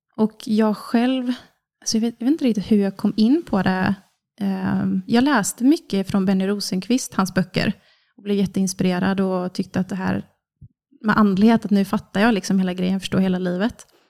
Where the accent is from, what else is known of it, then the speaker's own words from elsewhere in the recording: Kungsbacka, Halland County, Sweden; jag är snart 30, från Kungsbacka, som ligger strax söder om Göteborg. Uppvuxen på en bondgård med mamma, pappa och två syskon.